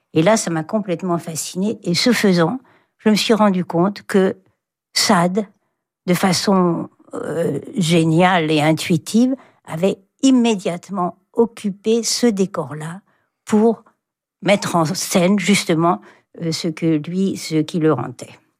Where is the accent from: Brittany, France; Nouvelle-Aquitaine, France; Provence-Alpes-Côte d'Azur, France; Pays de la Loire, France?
Brittany, France; Rennes; je suis née à Rennes